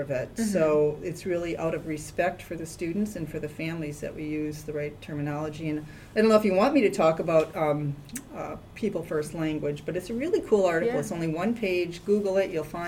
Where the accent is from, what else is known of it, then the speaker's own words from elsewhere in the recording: Wisconsin, United States; accent: Midwestern twang; moved away as an adult; also born or lived in St. Louis, Missouri / Madison, Wisconsin; I was born and raised in Wisconsin. So if you listen to me talk enough, you'll hear the little bit of Midwestern twang